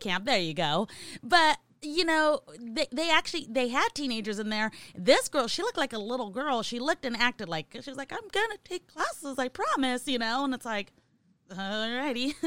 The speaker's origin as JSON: {"language": "English", "region": "California", "country": "United States", "said": "I'm from California"}